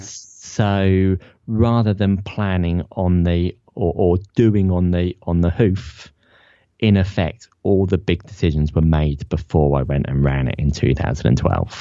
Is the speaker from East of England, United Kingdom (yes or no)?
yes; Ipswich, East of England, United Kingdom; also born or lived in Leicester; I'm from Ipswich